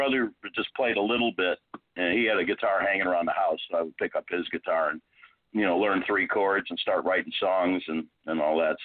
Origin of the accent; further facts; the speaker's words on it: Chicago, Illinois, United States; moved away as an adult; now in Houston, United States; I'm born and raised in Chicago